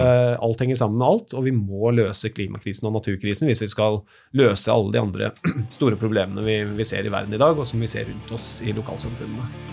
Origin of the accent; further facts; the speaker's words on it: Moss, Østfold, Norway; Jeg er født og oppvokst på Jeløya utenfor Moss